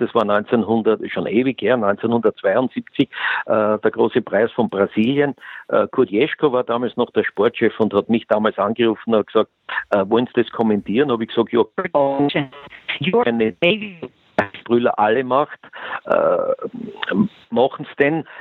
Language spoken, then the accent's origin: German; Eastern Austria, Austria; wir im Osten